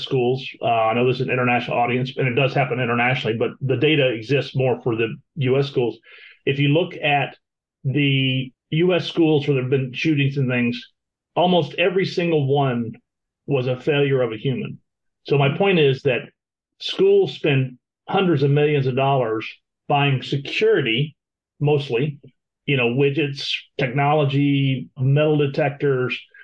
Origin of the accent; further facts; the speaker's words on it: Florida, United States; we're from Florida